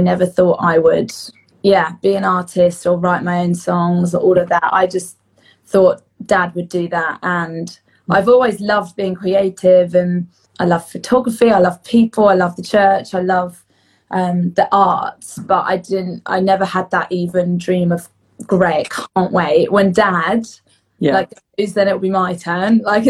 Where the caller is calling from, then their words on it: Brighton, South East England, United Kingdom; I am joining you from my home in Brighton in England.